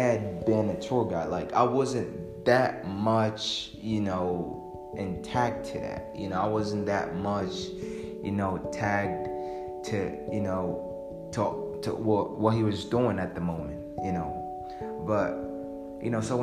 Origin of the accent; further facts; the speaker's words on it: Arusha, Tanzania; I'm from Arusha, Tanzania